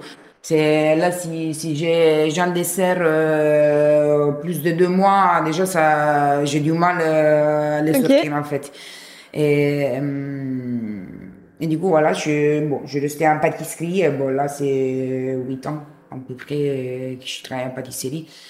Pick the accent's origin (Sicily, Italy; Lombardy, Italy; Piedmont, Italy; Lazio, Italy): Lazio, Italy; Rome; French is a second language; now in France; je viens de Rome